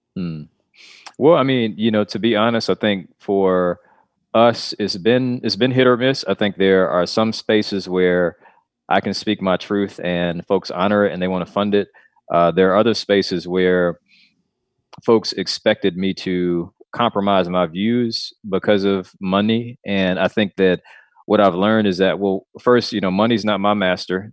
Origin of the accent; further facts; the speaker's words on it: Clarkston, Georgia, United States; now in North Carolina, United States; I grew up in Atlanta for a bit, well, actually in, in Clarkston, which is, uh, a little bit outside of Atlanta